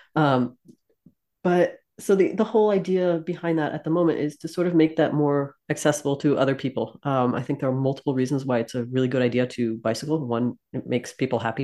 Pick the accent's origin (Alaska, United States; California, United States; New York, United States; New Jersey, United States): New Jersey, United States; moved away; I'm from South Jersey